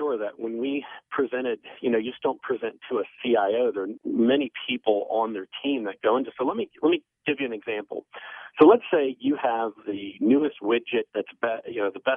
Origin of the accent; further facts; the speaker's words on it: Maryland, United States; my home state